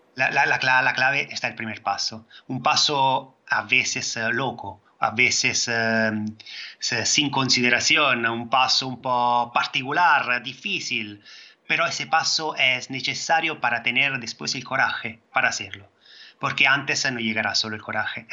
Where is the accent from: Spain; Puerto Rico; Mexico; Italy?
Italy; Spanish is a second language; soy italiano